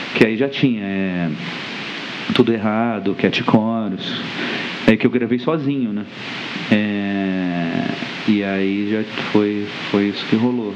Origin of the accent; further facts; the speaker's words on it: Brasília, Federal District, Brazil; a gente tinha vergonha de falar que a gente era de Brasília